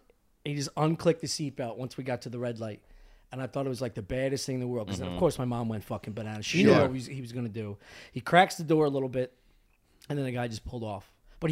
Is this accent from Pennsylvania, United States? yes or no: yes; Drexel Hill, Pennsylvania, United States; Cheswell Road, Drexel Hill.